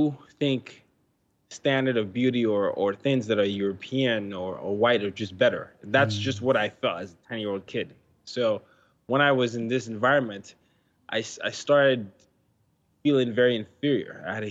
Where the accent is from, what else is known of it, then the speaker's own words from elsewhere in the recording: Nigeria; now in United States; And then I moved to United States and people didn't believe I came from Nigeria because they had a one-note view of that.